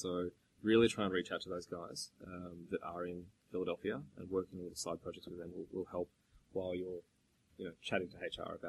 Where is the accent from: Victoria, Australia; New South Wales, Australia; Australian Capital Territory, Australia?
Victoria, Australia; Melbourne; moved away as an adult; now in Denton, United States; in Melbourne, where I grew up and where I started my career